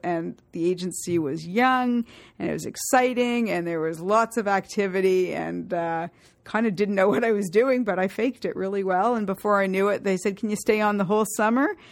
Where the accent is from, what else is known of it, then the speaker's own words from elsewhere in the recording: Toronto, Ontario, Canada; Toronto, born and bred